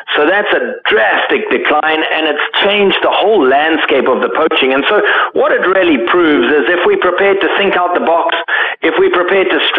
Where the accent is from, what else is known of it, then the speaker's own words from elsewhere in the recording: Zimbabwe; I grew up in Zimbabwe